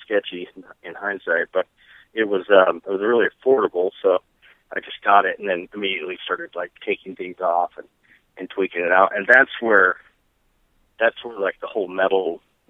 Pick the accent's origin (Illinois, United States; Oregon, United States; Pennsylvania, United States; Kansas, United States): Kansas, United States; now in Bay Area, United States; when I grew up in Kansas, I had an uncle that were bikers